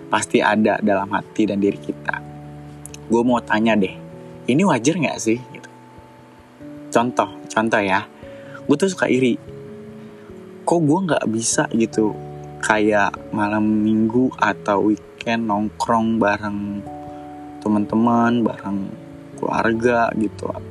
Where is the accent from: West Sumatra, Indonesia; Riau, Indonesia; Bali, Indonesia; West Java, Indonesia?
West Java, Indonesia; Bekasi; born there; gue lahir di Bekasi 27 April 1993.